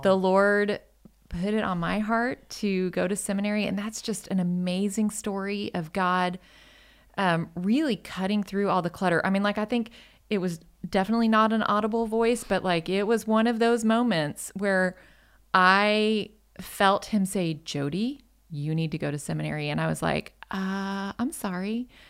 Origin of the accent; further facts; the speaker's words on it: Michigan, United States; moved away as an adult; also born or lived in Colorado; now in North Texas, United States; I'm originally from Michigan.